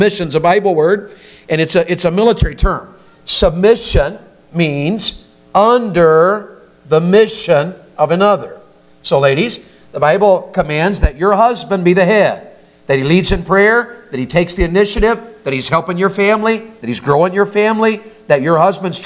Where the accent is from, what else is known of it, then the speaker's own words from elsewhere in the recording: Tennessee, United States; I'm from Tennessee.